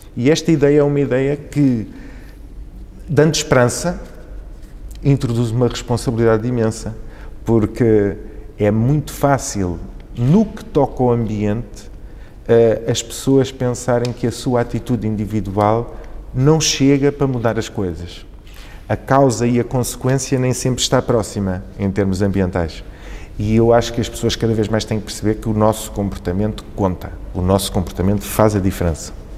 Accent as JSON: {"language": "Portuguese", "town": "Vila Franca de Xira", "region": "Lisbon", "country": "Portugal", "tie": "born or raised there", "also_born_or_lived": "Beira, Mozambique", "said": "eu fui viver para Vila Franca, onde cresci"}